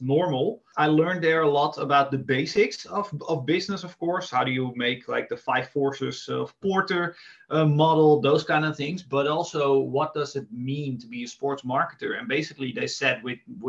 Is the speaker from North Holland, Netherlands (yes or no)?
yes; Amsterdam, North Holland, Netherlands; I'm from Amsterdam